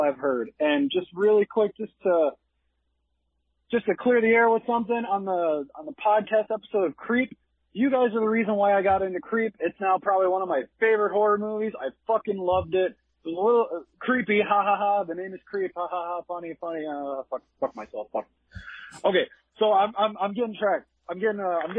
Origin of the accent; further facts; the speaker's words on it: Chicago, Illinois, United States; I'm from Chicago